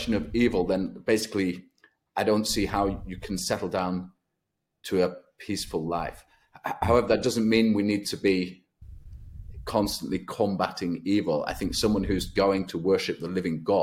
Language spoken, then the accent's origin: English; Lancashire, North West England, United Kingdom; moved away as an adult; also born or lived in Germany / Vienna / Cologne / Switzerland; I grew up in Lancashire, England